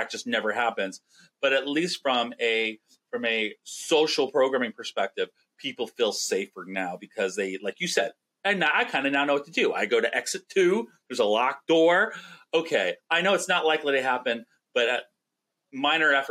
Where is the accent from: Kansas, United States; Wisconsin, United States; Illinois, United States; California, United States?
California, United States; we didn't have to go through those tornadoes things in California